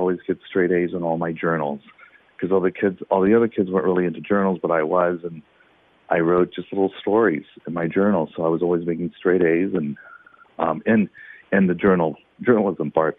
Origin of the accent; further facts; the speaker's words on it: Texas, United States; now in Los Angeles, United States; born and raised in Texas